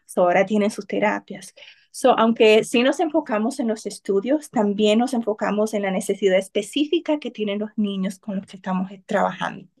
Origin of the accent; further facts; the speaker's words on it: Cotuí, Sánchez Ramírez, Dominican Republic; moved away; Cotuí es de donde soy, es mi pueblo